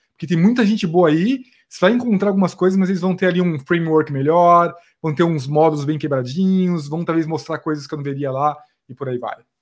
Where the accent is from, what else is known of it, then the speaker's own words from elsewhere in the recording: Osasco, São Paulo, Brazil; eu vim de Osasco, na verdade, eu, eu me criei lá em Osasco